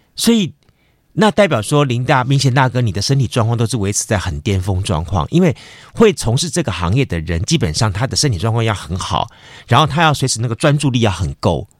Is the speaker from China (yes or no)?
no; Taiwan; 我们台湾人的视野